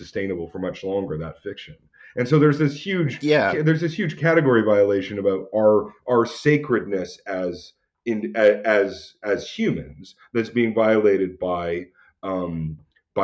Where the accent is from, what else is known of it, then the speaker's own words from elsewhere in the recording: Alberta, Canada; I'm from Alberta